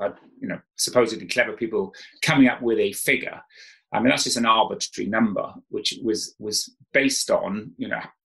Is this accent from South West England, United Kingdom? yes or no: no; South Wales, United Kingdom; moved away; I grew up in South Wales